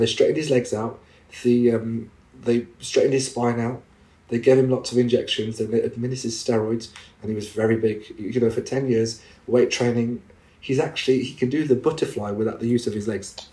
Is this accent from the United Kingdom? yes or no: yes; England, United Kingdom; me being a British Muslim Asian, I was born and bred in this country